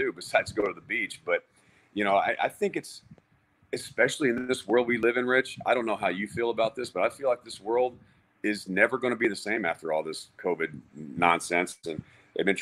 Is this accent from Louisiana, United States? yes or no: no; Texas, United States; I grew up in Texas